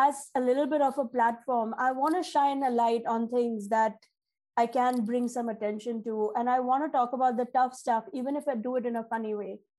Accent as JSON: {"language": "English", "country": "India", "moved": "yes", "lives_now": "United States", "said": "I am an Indian woman"}